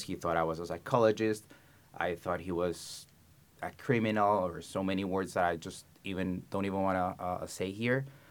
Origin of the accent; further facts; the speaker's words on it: Colombia; moved away as an adult; I was born and raised in Colombia